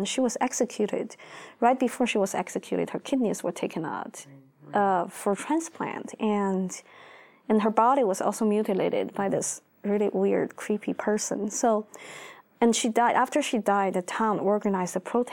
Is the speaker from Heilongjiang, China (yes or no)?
no; Beijing, China; I grew up in Beijing